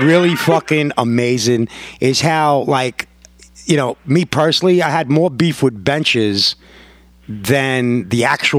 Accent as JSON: {"language": "English", "region": "New York", "country": "United States", "said": "I'm like, yo, I'm from New York. I don't give a fuck what you think."}